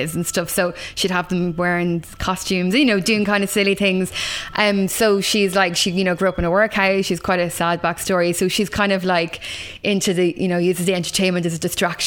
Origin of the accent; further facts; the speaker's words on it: Kilkenny, Leinster, Ireland; I'm from Kilkenny